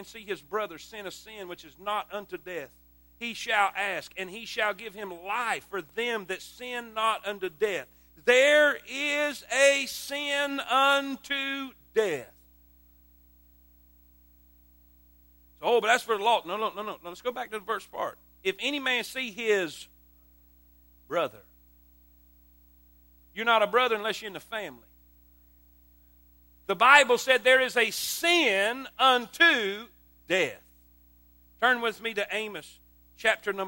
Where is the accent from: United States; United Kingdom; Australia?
United States; South Florida; moved away as an adult; also born or lived in South Carolina; I grew up in South Florida my whole life